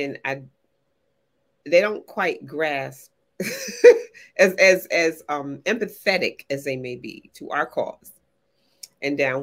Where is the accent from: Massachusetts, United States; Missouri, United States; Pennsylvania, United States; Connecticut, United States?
Connecticut, United States; growing up in Connecticut, in New England, in the 60s.